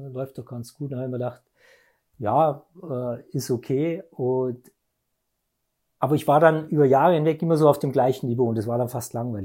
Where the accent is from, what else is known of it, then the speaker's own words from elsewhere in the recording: Ingolstadt, Bavaria, Germany; bin aus Ingolstadt, gebürtiger Ingolstädter